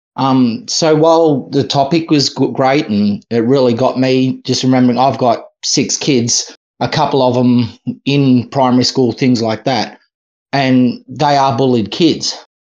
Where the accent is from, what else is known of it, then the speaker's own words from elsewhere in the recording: Australia; I'm Australian.